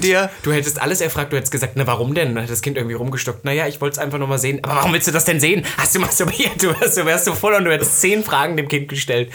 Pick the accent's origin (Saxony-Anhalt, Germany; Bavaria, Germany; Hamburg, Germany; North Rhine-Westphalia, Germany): Saxony-Anhalt, Germany; ich komme ja aus Ostdeutschland